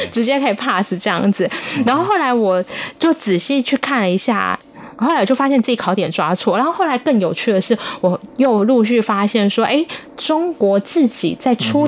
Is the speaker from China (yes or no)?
no; Taiwan; 我们自己是在台湾 长大，然后考台湾的司法考试